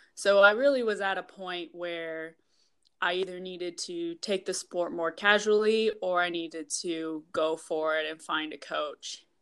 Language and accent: English; Minnesota, United States; also born or lived in Iowa / Seattle; now in Wisconsin, United States; I'm actually from Minnesota